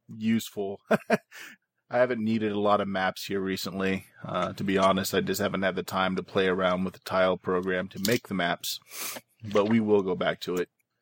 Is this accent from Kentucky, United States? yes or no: yes; Louisville, Kentucky, United States; I grew up in Louisville and actually visited quite a bit of the old teletype office Edison worked